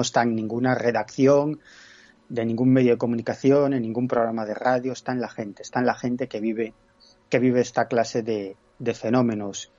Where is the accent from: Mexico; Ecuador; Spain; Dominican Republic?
Spain; Galicia; en mi tierra, en Galicia